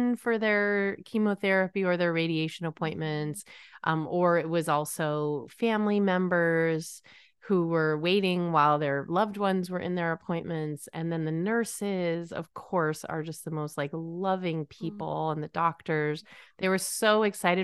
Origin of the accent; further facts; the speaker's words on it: Connecticut, United States; I grew up in Connecticut and I was just a train ride or a not too long of a drive away from New York City.